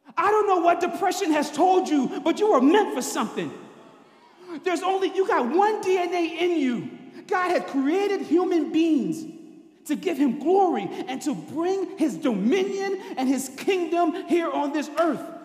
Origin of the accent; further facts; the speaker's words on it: New Orleans, Louisiana, United States; I'm from New Orleans. That's where I grew up.